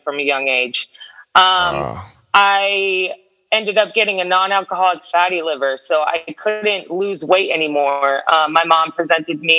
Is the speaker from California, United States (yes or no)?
no; Stuart, Florida, United States; also born or lived in New Jersey / Parkland, Florida; now in Orlando, United States; I did all my growing up in this really small town on the water called Stuart, Florida.